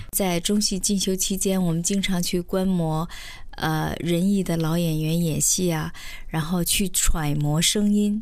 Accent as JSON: {"language": "Chinese", "town": "Shenyang", "region": "Liaoning", "country": "China", "said": "我是来自北方沈阳"}